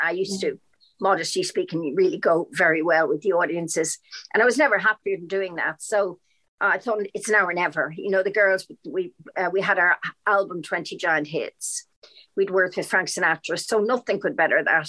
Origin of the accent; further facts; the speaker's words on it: Dublin, Leinster, Ireland; also born or lived in London, United Kingdom; now in United Kingdom; especially Dublin, my hometown